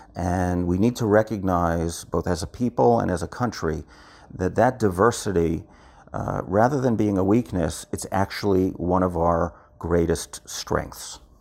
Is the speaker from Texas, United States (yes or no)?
no; New York, United States; moved away as an adult; now in Israel; I was born and raised in New York, and I grew up in a very Zionist family